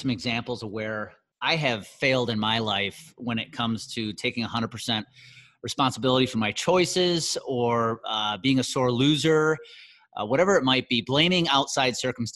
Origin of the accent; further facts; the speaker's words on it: Wisconsin, United States; my hometown of Conemaugh, Wisconsin